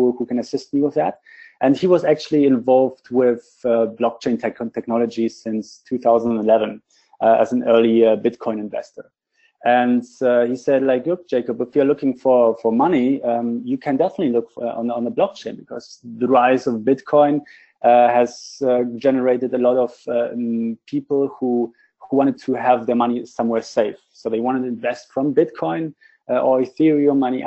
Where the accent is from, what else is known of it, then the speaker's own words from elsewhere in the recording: Berlin, Germany; I'm from Berlin, so we are located in Berlin, in Germany